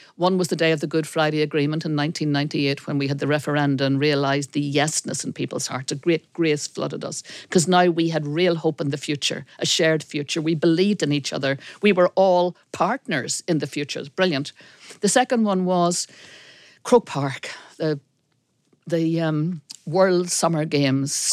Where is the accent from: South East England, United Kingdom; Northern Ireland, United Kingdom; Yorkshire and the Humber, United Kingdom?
Northern Ireland, United Kingdom; Belfast; I was born in Belfast, between the Passionist Monastery and the Orange Hall